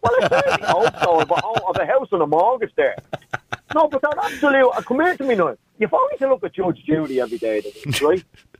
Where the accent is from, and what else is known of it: Ireland